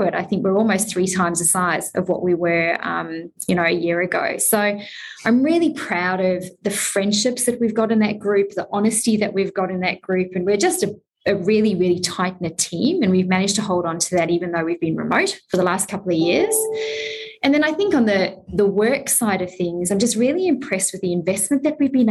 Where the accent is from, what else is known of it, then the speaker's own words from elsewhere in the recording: South Africa; I'm South African.